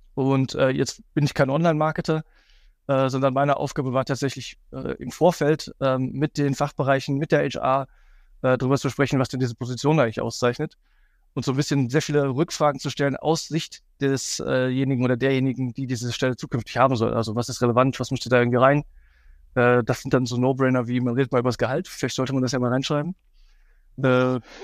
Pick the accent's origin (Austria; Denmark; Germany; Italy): Germany; Cologne, North Rhine-Westphalia; für mich als Kölner